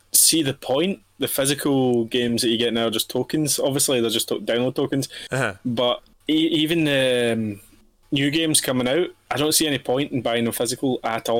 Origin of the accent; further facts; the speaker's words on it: Scotland, United Kingdom; I'm Scottish